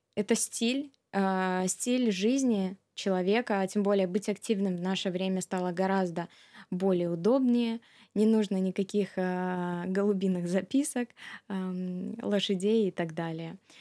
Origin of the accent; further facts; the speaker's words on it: Minsk, Belarus; moved away as an adult; also born or lived in Russia; now in Japan; с 96 года по 2008 год а, я вместе с семьей а, жила в Минске